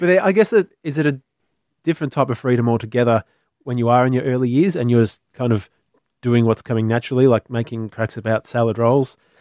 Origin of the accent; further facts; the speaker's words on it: Melbourne, Victoria, Australia; I was from Melbourne.